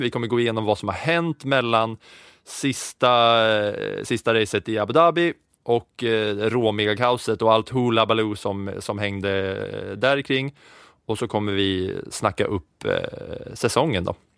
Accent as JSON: {"language": "Swedish", "town": "Katrineholm", "region": "Södermanland", "country": "Sweden", "tie": "born or raised there", "said": "jag är ju liksom uppväxt på 90-talet där tvn alltid stod på och det enda man kunde se på helgen om man hade ettan, tvåan, fyran och inget mer så var det ju F1 eh, som stod på under, under helgerna i Katrineholm för mig"}